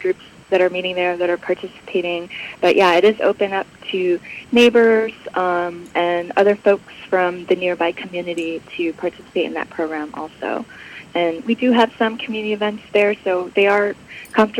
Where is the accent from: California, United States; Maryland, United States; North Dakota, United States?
California, United States; Bay Area; moved away as an adult; now in Los Angeles, United States; I grew up in the Bay Area. I was there from when I was 8 till about 24.